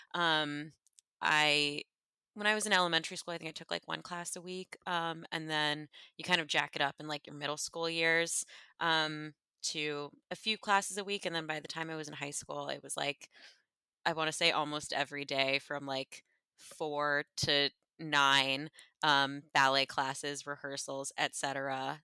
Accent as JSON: {"language": "English", "area": "Westchester", "region": "New York", "country": "United States", "moved": "yes", "said": "I'm from Westchester originally"}